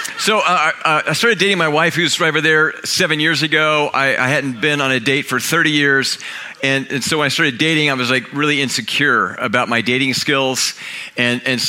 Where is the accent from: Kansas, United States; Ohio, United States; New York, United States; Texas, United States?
Kansas, United States; moved away; I'm from Kansas